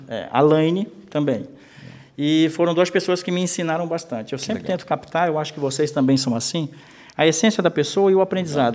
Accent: Amazonas, Brazil; moved away as an adult; also born or lived in Manaus / Florianópolis; now in Gaspar, Brazil; eu sou do Amazonas

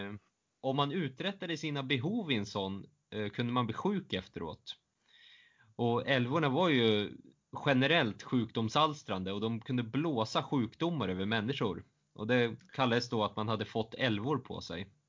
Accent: southern Norrland, Sweden; Jag är från södra Norrland

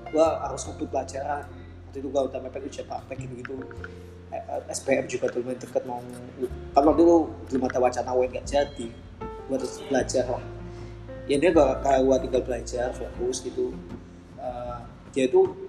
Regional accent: Jakarta, Indonesia; gue sih dari Jakarta

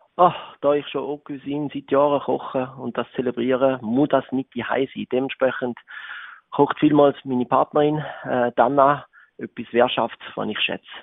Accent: Switzerland; Ich bin aufgewachsen in der Gastronomie in Florlingen, in einem ja, sehr bekannten Restaurant, dort mal im Rital von meinen Eltern.

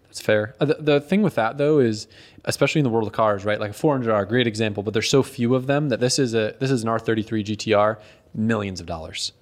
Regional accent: Connecticut, United States; moved away; I grew up in Connecticut

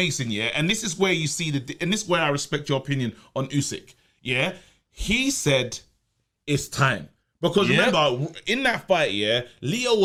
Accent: Nigeria; I'm Nigerian

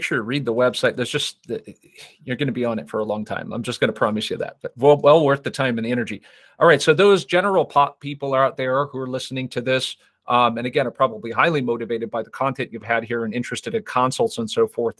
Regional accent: Las Vegas, Nevada, United States; I'm from Vegas, by the way, so I understand.

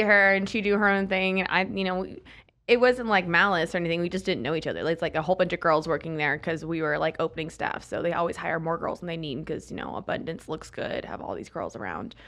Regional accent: Pensacola, Florida, United States; also born or lived in California; now in Arizona, United States; I'm from Florida, Pensacola, Florida

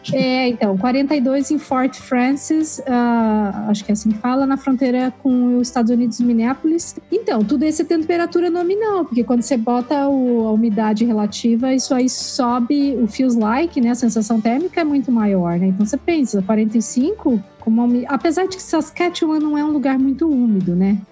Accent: Curitiba, Paraná, Brazil; moved away as an adult; now in Canada; eu sou nasci em Curitiba, né? eu vivi lá boa, boa, até boa parte assim da minha vida

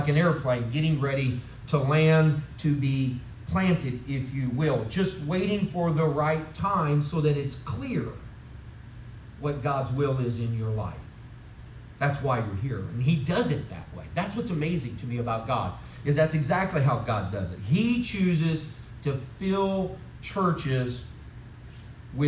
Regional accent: St. Louis, Missouri, United States; moved away as an adult; also born or lived in North Chicago, Illinois / Olive Branch, Mississippi / Jackson, Tennessee; now in Tennessee, United States; And I'm a St. Louis boy. I'm originally from North Chicago, right? Moved down to St. Louis area.

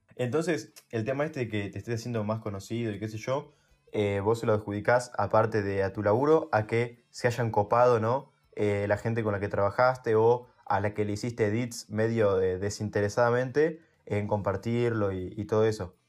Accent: Buenos Aires, Argentina; vamos al, al mismo colegio, vamos en la ciudad de Buenos Aires nosotros

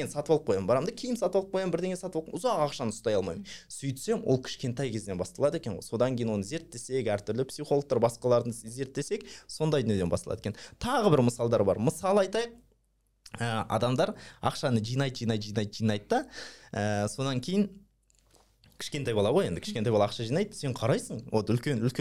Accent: Almaty, Kazakhstan; мен ә, нағашыларым қолында өскенмін нағашыларым қолында апам бар мен әжемді апа дейміз да бізде қазақ ну алматыда апам бар

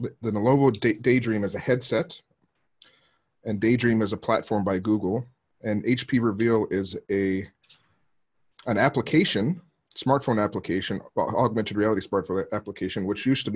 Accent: Arizona, United States; moved away as an adult; now in Japan; I'm originally from the States. I grew up in Arizona and been in Japan for about 15 years

